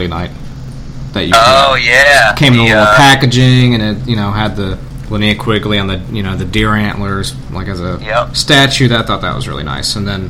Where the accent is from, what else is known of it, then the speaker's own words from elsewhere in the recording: Long Island, New York, United States; also born or lived in Cooperstown, New York; now in Southern United States; I'm originally from Long Island, New York, and I lived upstate near Cooperstown